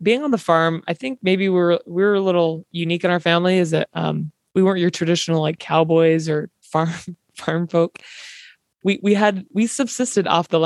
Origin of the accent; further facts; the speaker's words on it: Eastern Utah, United States; growing up in Eastern Utah